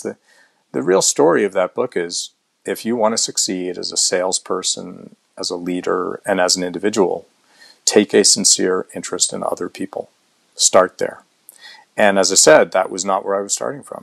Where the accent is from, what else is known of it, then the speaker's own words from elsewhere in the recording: United States; also born or lived in Boston, Massachusetts / New Jersey; Boston, Mass, and then outside of New York City in the New Jersey suburbs